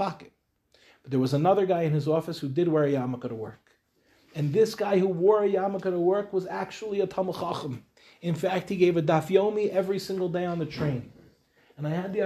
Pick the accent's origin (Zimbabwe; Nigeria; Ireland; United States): United States; Lawrence, New York; now in Israel; I grew up in Lawrence